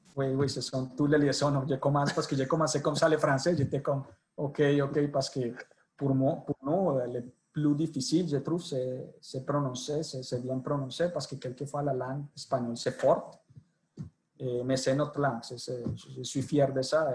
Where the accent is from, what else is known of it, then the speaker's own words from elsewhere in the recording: Colombia; accent: Colombian; French is a second language; moved away as an adult; also born or lived in Italy; pour mon accent, je suis colombien. Je suis né en Colombie. J'ai suivi toutes mes études en Colombie